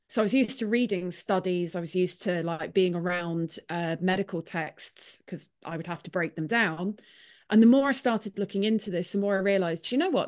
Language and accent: English; Clonakilty, Munster, Ireland; now in Nottingham, United Kingdom; I'm from Clonakilty in Ireland. I'm actually from a village outside of it